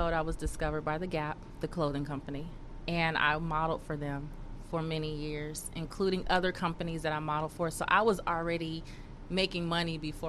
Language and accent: English; California, United States; When I was little, my mom used to take me. I lived in South Central.